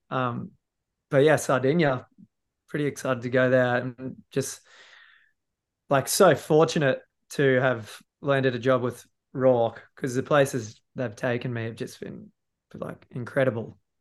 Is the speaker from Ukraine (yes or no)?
no; Noosa, Queensland, Australia; come to my hometown